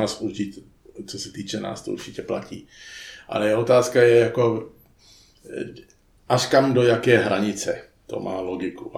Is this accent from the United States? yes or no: yes; United States; moved away; jsem vyrostl v poměrně chudé čtvrti v Americe, to byla dělnická čtvrta, byli to samý Italové a Čani